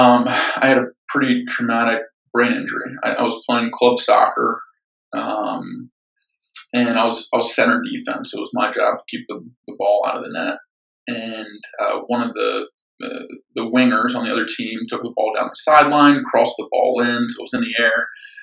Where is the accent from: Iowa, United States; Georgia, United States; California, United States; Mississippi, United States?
Georgia, United States; Atlanta; also born or lived in Philadelphia; So I was born just outside Philadelphia. My parents were young when they had me. I wasn't exactly planned. They stayed together about 9 months after I was born and separated. And I ended up moving around a lot with my mom growing up. We moved 7 times before landing in Atlanta